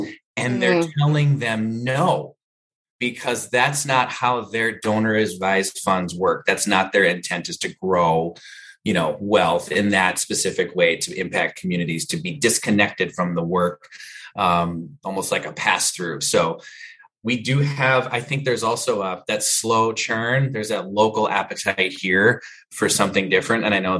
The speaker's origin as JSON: {"language": "English", "region": "Minnesota", "country": "United States", "said": "at least locally here in Minnesota, I'm from Minnesota."}